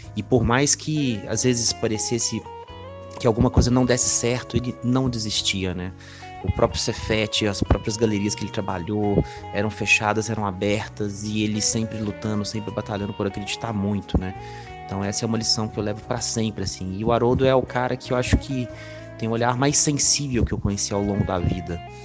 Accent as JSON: {"language": "Portuguese", "town": "Ouro Preto", "region": "Minas Gerais", "country": "Brazil", "tie": "born or raised there", "moved": "yes", "lives_now": "Belo Horizonte, Brazil", "said": "Nasci em Ouro Preto, moro hoje em Belo Horizonte"}